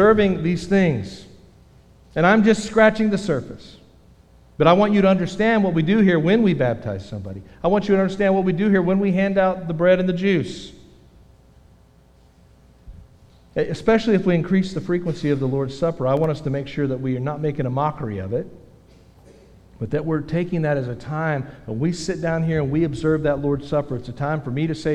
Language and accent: English; Texas, United States; I'm a Texan